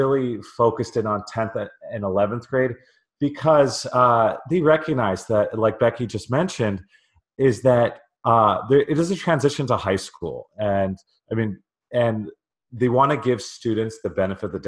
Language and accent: English; California, United States; I grew up in California.